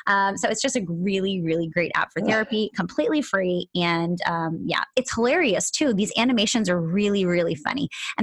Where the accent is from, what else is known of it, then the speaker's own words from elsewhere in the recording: Philadelphia, Pennsylvania, United States; moved away; Philadelphia, my hometown